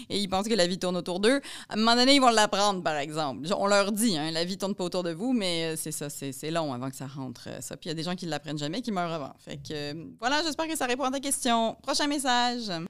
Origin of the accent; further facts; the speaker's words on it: Poland; lui, je ne sais pas s'il sait que je viens de Pologne